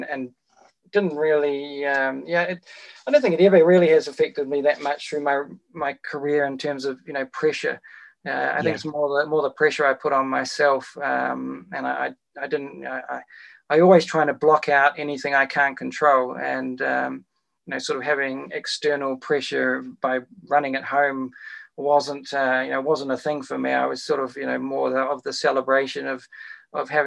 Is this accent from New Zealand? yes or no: yes; Wellington, New Zealand; my hometown of Wellington